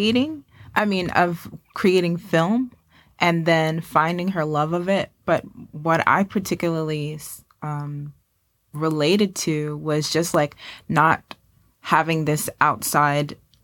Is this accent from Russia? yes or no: no; United States; now in West Palm Beach, United States; I'm originally from New York, New Jersey.